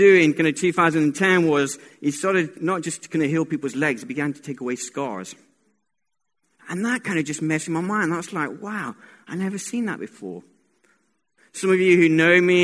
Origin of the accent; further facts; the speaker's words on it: Colombia; I was born in Colombia